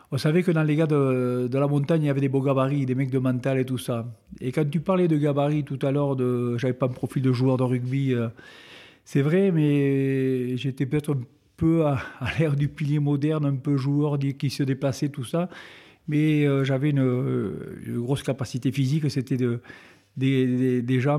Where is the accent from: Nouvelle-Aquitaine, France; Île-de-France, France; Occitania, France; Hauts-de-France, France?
Occitania, France; Betpouy; also born or lived in Lourdes; pas né à Betpouy, je suis originaire de Betpouy, je ah. suis né à Lourdes.